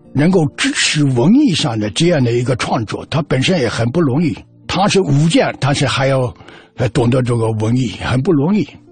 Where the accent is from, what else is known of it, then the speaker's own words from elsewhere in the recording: Fujian, China; moved away as an adult; also born or lived in Northeast China; 我从福建出来到东北